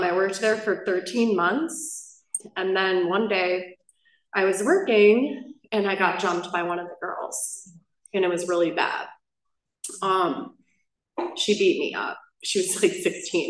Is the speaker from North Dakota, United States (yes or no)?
no; Buffalo Grove, Illinois, United States; I grew up in a town in Buffalo Grove, Illinois